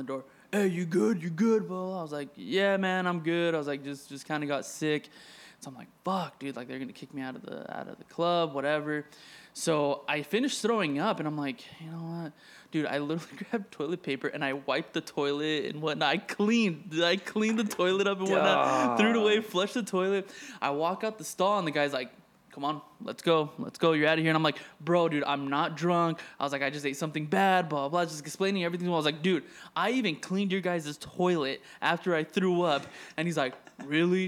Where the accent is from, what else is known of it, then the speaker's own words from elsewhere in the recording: Arizona, United States; moved away as an adult; now in Los Angeles, United States; I was raised in Arizona, you know, since I was 5.